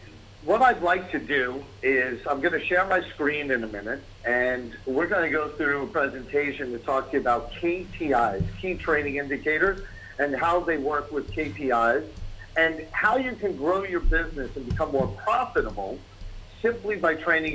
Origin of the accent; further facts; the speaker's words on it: New York City, New York, United States; I'm born and raised in New York, in the Bronx